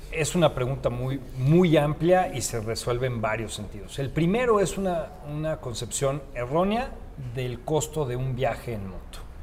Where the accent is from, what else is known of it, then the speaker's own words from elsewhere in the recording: Mexico; como mexicanos, que somos un, país que no conocemos mucho de viaje